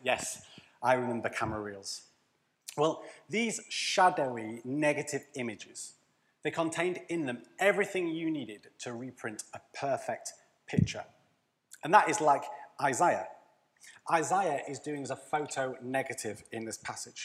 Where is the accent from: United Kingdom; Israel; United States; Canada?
United Kingdom; Leeds, Yorkshire and the Humber; So we would pay Yorkshireman mode, because we're from Leeds